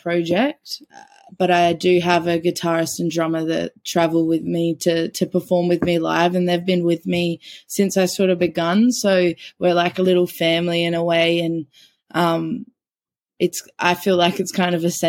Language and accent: English; Port Pirie, South Australia, Australia; So I grew up in Port Pirie, which is about 2.5 hours north of South Australia